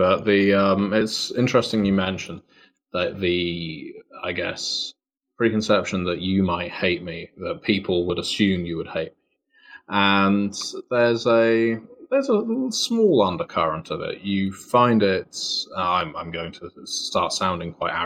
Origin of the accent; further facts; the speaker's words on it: United Kingdom; accent: British; being British. It's partly down to the accent